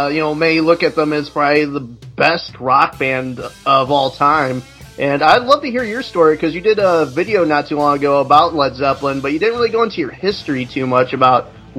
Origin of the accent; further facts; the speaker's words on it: Midwest, United States; I'm from the Midwest too, so I say pop.